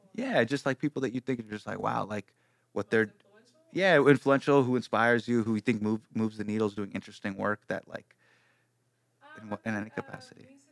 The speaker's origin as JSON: {"language": "English", "town": "Davis", "region": "California", "country": "United States", "tie": "born or raised there", "said": "when I was in high school, right, I grew up in Davis."}